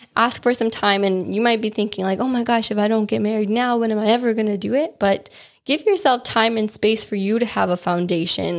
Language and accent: English; Wisconsin, United States; when I was growing up in Wisconsin